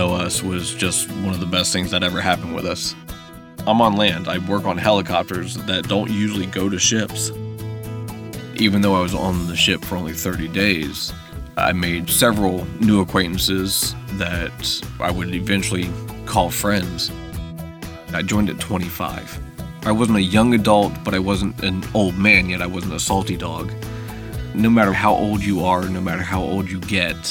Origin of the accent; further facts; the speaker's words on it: North Carolina, United States; moved away; I am from North Carolina